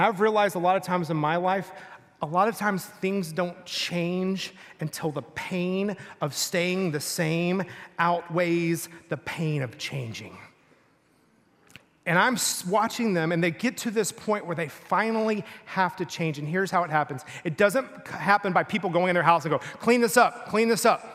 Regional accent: Rockwall, Texas, United States; I grew up in Texas, a little town in Texas.

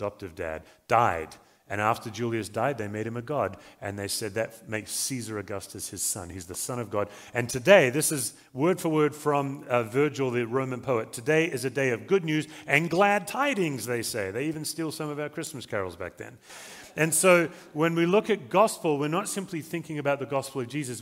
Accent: Australia; now in Colorado, United States; I'm an Australian, as you can probably tell, but I do live in Colorado

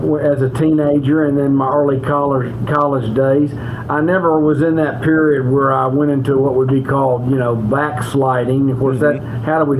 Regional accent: Memphis, Tennessee, United States; I grew up in the Presbyterian Church in the metro Memphis area

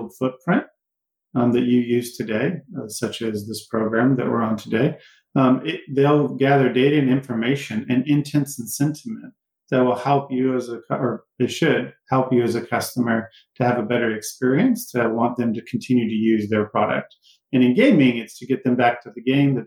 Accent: Cleveland, Texas, United States; moved away as an adult; also born or lived in Jasper, Texas; I come from Texas. I grew up there

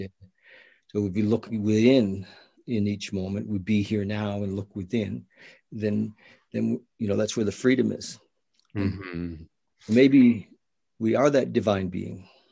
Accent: the Maritimes, Canada; I'm from the Maritimes.

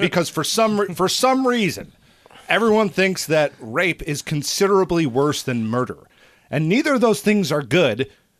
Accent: United States; we grew up in the American school system here

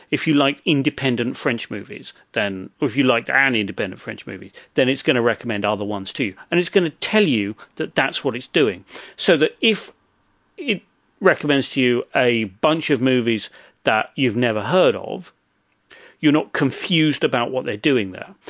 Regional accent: England, United Kingdom; I'm from England

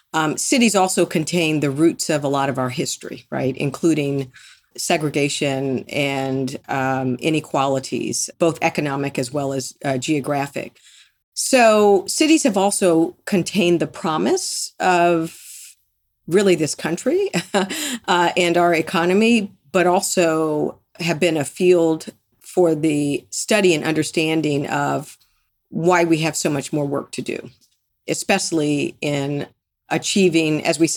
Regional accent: Detroit, Michigan, United States; also born or lived in Miami; I was born in Detroit, raised partly there in Miami.

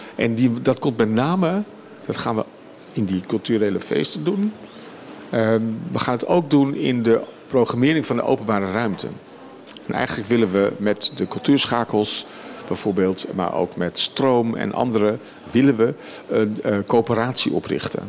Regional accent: a village near Leiden, South Holland, Netherlands; moved away as an adult; een dorpje bij Leiden in de buurt, tussen Den Haag en Amsterdam in. Dus ik heb steeds vanuit dat dorp waar ik ben opgegroeid met mijn ouders

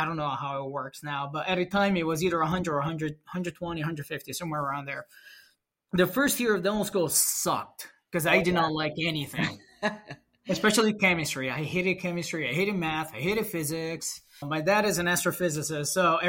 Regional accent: New York, United States; born there; also born or lived in Italy; now in Rochester, United States; Then I moved to US in 2012. In July 2012, I decided to move to US because I was born in New York.

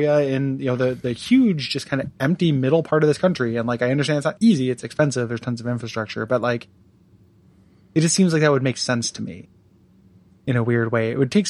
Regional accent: near Chicago, Illinois, United States; my hometown is slowly turning into a suburb of Chicago.

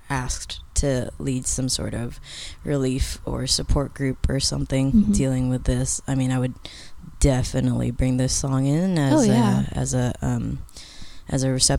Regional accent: Chicago, Illinois, United States; I'm originally from Chicago.

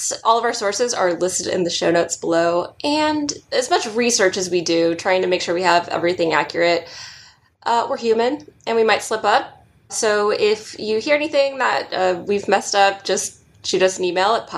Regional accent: Southern California, United States; I'm born and raised in Southern California

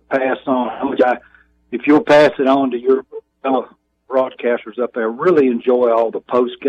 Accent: Charlotte, North Carolina, United States; now in Jackson, United States; Schrader is actually from my hometown, Charlotte, North Carolina.

